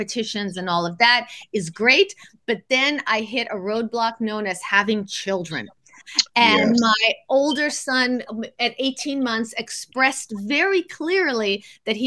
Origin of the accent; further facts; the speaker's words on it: San Francisco, California, United States; moved away as an adult; also born or lived in New York; I grew up in San Francisco